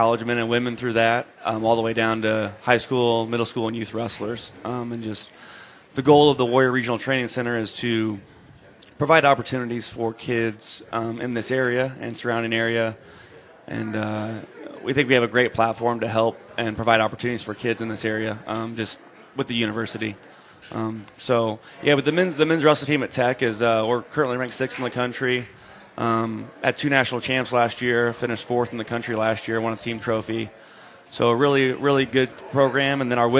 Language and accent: English; Indianapolis, Indiana, United States; moved away as an adult; now in Fort Wayne, United States; I'm from Indianapolis